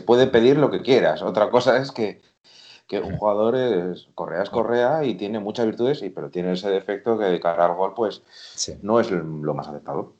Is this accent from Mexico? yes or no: no; Madrid, Community of Madrid, Spain; de Hortaleza, Madrid. tengo orígenes gallegos